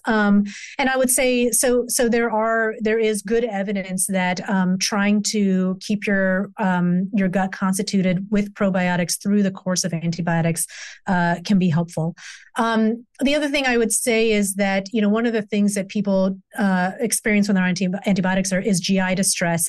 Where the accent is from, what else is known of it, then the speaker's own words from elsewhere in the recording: the South, United States; I grew up in the South.